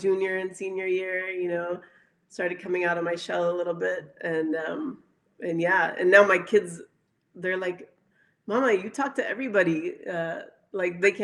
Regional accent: Dallas, Texas, United States; I was actually born in Dallas, Texas

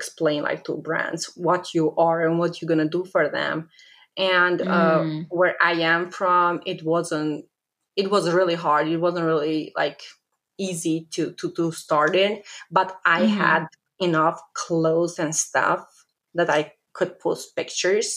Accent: Kosovo; English is a second language; moved away as an adult; now in United States; I am from Kosovo, but I am Albanian. So while I was living in Kosovo, I started my blog

